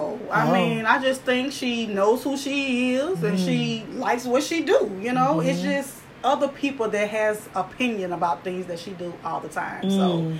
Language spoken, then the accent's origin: English; the South, United States; I just want to say I'm from the dirty, dirty South. I'm talking about the dirty, dirty South.